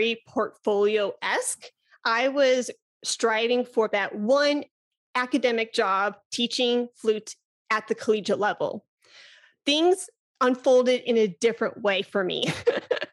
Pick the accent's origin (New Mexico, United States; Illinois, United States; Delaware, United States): Illinois, United States; Chicago; now in Texas, United States; I'm originally from Chicago.